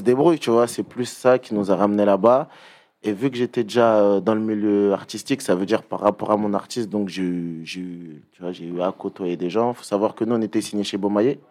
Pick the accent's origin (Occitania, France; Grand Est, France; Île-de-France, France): Île-de-France, France; Pierrefitte-sur-Seine; je viens de Perth. 93 380